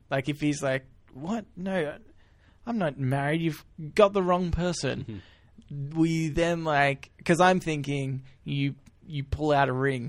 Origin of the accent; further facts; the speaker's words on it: Melbourne, Victoria, Australia; also born or lived in Hawthorn / Glen Iris; I lived in Ferntree Gully.